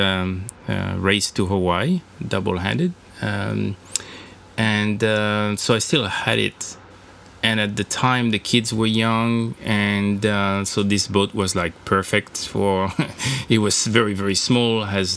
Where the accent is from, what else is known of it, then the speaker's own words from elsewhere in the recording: Brittany, France; also born or lived in San Francisco Bay, United States; now in United States; I come from Brittany, northwest part of France. It's very it's surrounded by the coast, and so there's a lot of fishing and sailing. And when I grew up, there